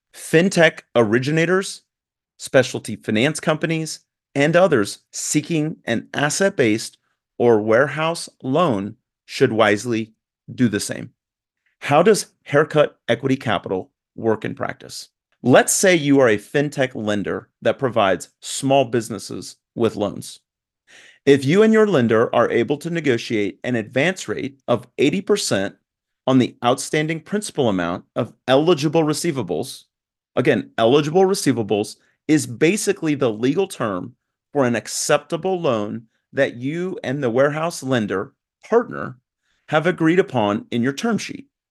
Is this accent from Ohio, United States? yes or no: no; Newton, Kansas, United States; moved away as an adult; also born or lived in Italy; now in Atlanta, United States; I grew up in Newton, Kansas